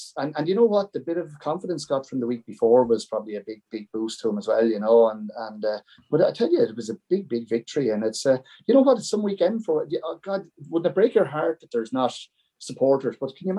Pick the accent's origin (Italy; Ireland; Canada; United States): Ireland; Buffers Alley, County Wexford; when you're born a Buffers Alley man, you'll remain a Buffers Alley man all your life.